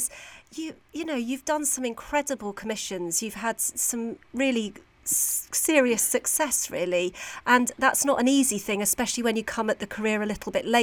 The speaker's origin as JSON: {"language": "English", "town": "Bradford", "region": "Yorkshire and the Humber", "country": "United Kingdom", "said": "I'm from the north as well, not quite as far as York. I'm closer to Bradford"}